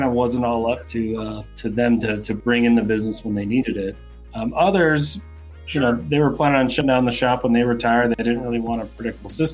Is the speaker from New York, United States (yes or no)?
no; Salt Lake City, Utah, United States; I Salt Lake City, Utah.